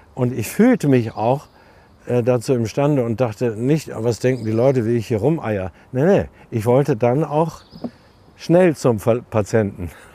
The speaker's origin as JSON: {"language": "German", "area": "East Frisia", "region": "Lower Saxony", "country": "Germany", "tie": "born or raised there", "also_born_or_lived": "Berlin", "moved": "yes", "lives_now": "Munich, Germany", "said": "Ich bin selten in Ostfriesland und äh, bin dankbar, hatte ich schon gesagt, dass ich dort aufgewachsen bin"}